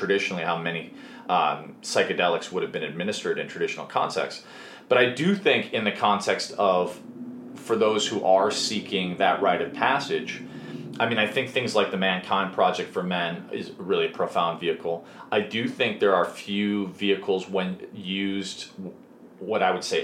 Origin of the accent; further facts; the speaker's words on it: Chicago, Illinois, United States; where I grew up in Chicago